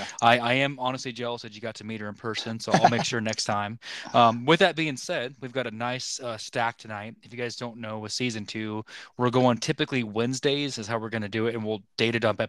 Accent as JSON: {"language": "English", "region": "Oklahoma", "country": "United States", "said": "we're from Oklahoma"}